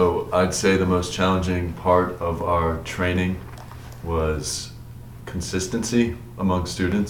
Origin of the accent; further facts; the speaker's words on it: Rome, Georgia, United States; I have been here since pre-K, and I am from Rome, Georgia.